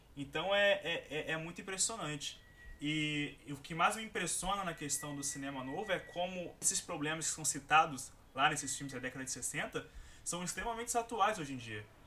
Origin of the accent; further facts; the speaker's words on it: Rio de Janeiro, Brazil; eu, a … e o …, que somos aqui do Rio de Janeiro